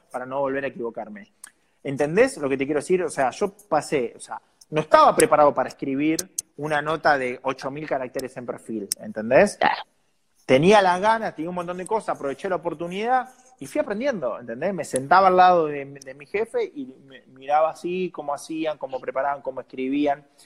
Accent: San Nicolás de los Arroyos, Buenos Aires Province, Argentina; moved away; yo salí de un club de San Nicolás

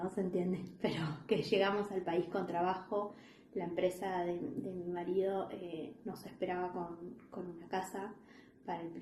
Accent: Argentina; now in The Hague, Netherlands; nosotros no, nunca nos vinimos por necesidad de Argentina, nosotros en Argentina estábamos muy bien

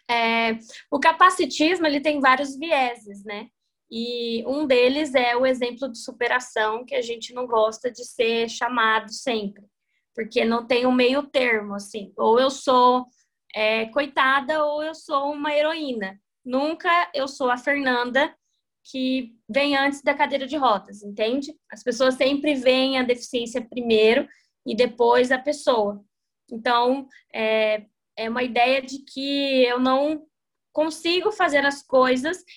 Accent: Jardim, Mato Grosso do Sul, Brazil; now in Dourados, Brazil; Eu sou de Jardim, moro em Dourados, Mato Grosso do Sul

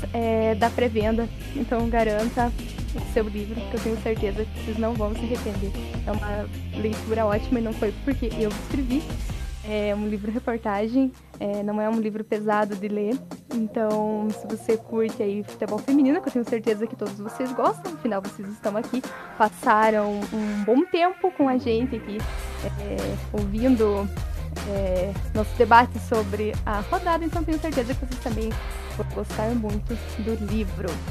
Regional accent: Paraná, Brazil; eu sou aqui do Paraná

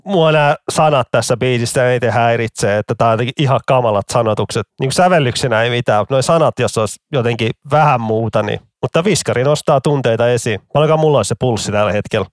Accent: Vantaa, Uusimaa, Finland; Mä oon ylpeä vantaalainen

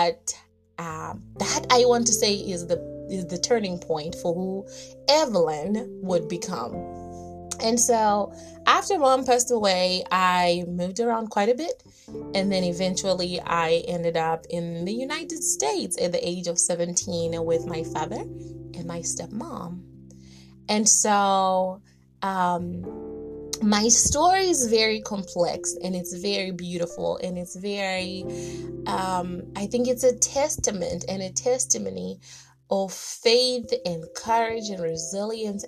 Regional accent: Zimbabwe; I grew up in Southern Africa in a very small teapot looking like country called Zimbabwe.

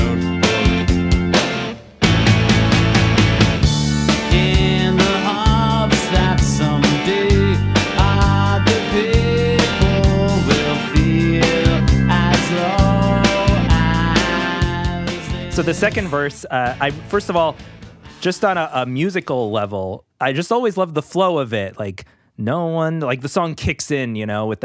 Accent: New York City, New York, United States; Growing up in New York City

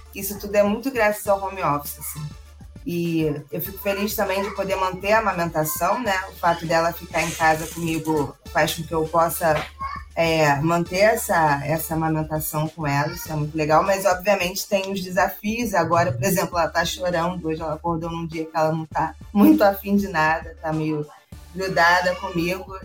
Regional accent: Rio de Janeiro, Brazil; sou carioca, tô aqui no Rio.

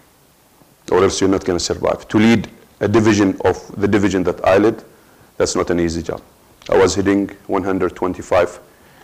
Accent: Dammam, Eastern Province, Saudi Arabia; also born or lived in Muharraq, Bahrain; we came back to Saudi Arabia, my hometown, which is Dammam

